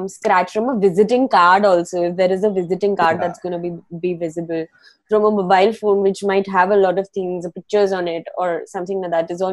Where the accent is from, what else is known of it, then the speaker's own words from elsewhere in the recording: Mumbai, Maharashtra, India; I'm from Bombay